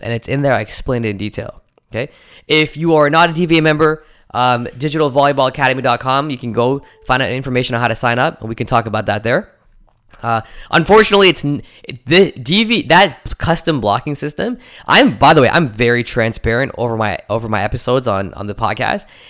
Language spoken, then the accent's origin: English; Toronto, Ontario, Canada; my hometown of Toronto